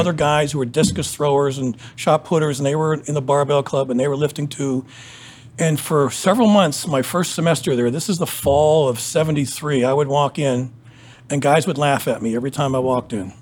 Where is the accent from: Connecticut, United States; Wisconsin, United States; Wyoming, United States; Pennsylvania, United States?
Pennsylvania, United States; moved away as an adult; now in Columbus, United States; I'm from Pennsylvania